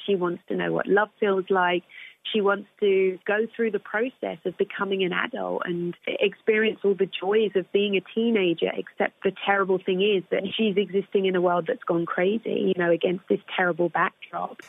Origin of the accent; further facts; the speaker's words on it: United Kingdom; I'm British